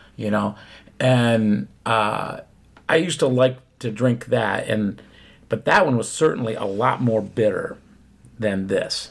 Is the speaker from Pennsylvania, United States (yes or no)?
yes; Philadelphia, Pennsylvania, United States; I was born in Philadelphia.